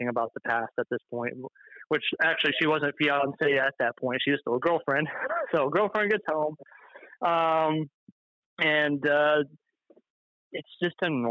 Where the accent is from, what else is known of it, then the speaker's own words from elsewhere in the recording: Michigan, United States; moved away as an adult; now in Tennessee, United States; born and raised in Michigan for about 20 years